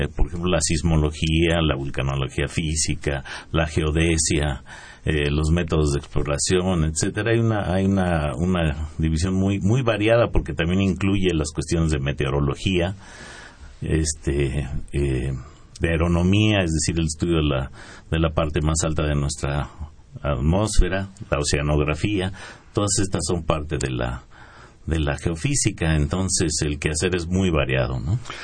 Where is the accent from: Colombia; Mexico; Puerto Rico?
Mexico